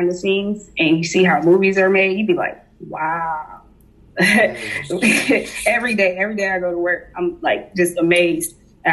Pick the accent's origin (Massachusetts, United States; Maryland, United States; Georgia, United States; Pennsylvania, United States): Georgia, United States; Atlanta; also born or lived in Connecticut / Jamaica; I moved down here when I was like about 4 or 5 years old to Atlanta